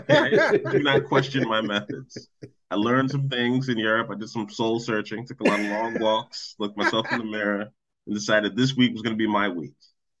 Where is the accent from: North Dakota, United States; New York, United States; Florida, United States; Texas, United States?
New York, United States; New York, my hometown.